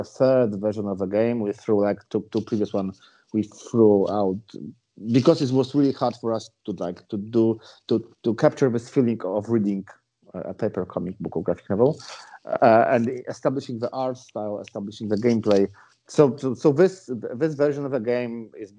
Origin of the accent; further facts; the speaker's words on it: Poland; we are from Poland